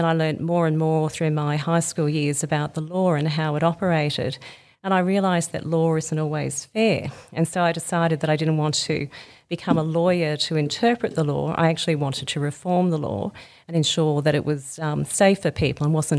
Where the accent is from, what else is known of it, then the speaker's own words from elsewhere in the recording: Sydney, New South Wales, Australia; also born or lived in Melbourne / Brisbane; So I grew up in Sydney, Melbourne and Brisbane and recently had 10 lovely years in the country in a small country town called Yass, just outside of Canberra